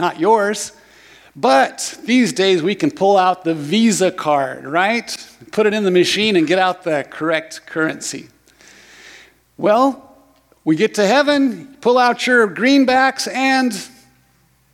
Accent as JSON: {"language": "English", "town": "Lorane", "region": "Oregon", "country": "United States", "tie": "born or raised there", "said": "I grew up in Lorain, Oregon, just over the hill."}